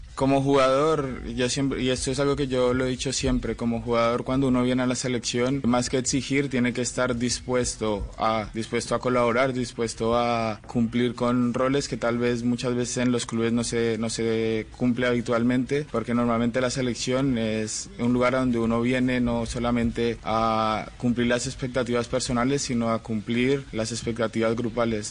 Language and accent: Spanish; Colombia; nosotros como colombianos